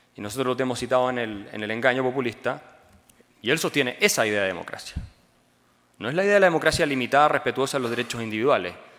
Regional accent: Chile; Chile, mi país.

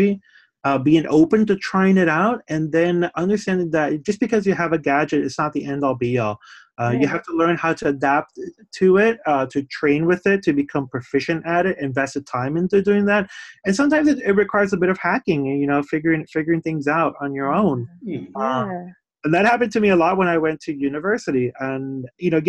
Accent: Puerto Rico; now in Somerville, United States; I was born in Puerto Rico

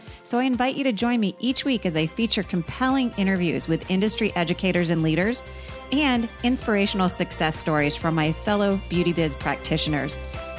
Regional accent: Vermont, United States; moved away; I'm from Vermont

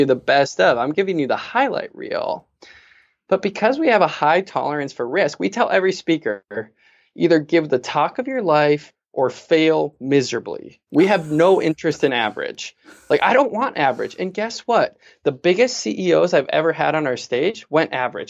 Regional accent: Fargo, North Dakota, United States; I'm this kid from Fargo

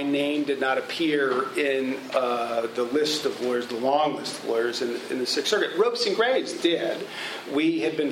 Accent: St. Louis, Missouri, United States; growing up in St. Louis

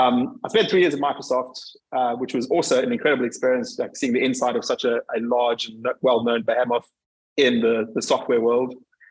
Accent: Port Elizabeth, Eastern Cape, South Africa; moved away as an adult; now in London, United Kingdom; I'm originally from South Africa, from a city called Port Elizabeth.

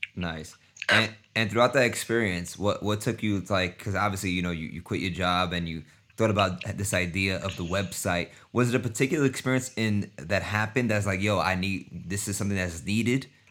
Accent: New York, United States; I'm from New York too

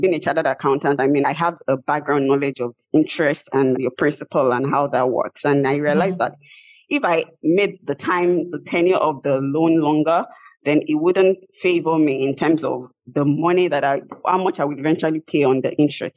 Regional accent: Nigeria; moved away as an adult; now in United States; I had a federal government scholarship from my home country, which is Nigeria.

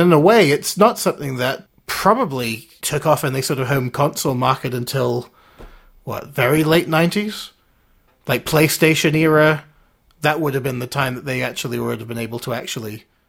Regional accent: Canada; Well, I mean, I grew up in here and Canada, and I felt it was about the same.

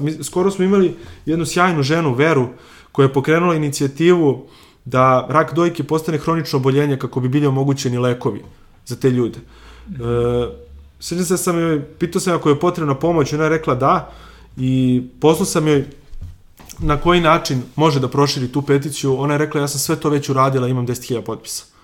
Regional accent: Valjevo, Kolubara District, Serbia; now in Belgrade, Serbia; ja sam iz Valjeva

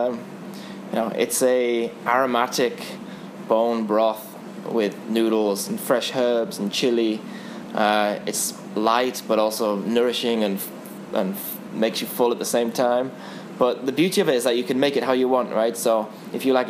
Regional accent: England, United Kingdom; as an English person

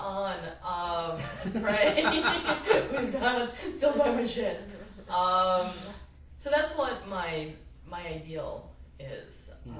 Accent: New Jersey, United States; moved away; I grew up partially in New Jersey

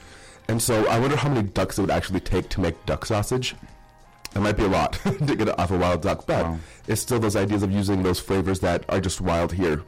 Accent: Iron Range, Minnesota, United States; I'm from the Iron Range

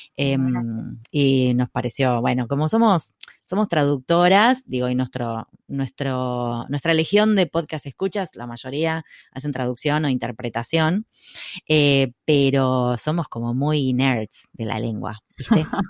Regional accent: Buenos Aires, Argentina; somos porteñas

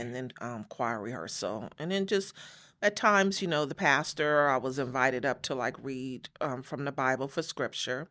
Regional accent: Los Angeles, California, United States; moved away as an adult; also born or lived in Chicago; now in Las Vegas, United States; we moved to Los Angeles from Chicago, so that was about five, six years old

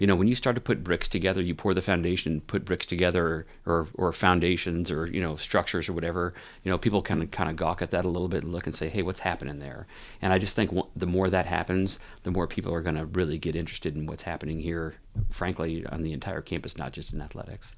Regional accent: Oxford, Ohio, United States; moved away as an adult; also born or lived in Mishawaka, Indiana; now in Maine, United States; I grew up where I just moved from, which is Oxford, Ohio. That was where most of my childhood was, is from

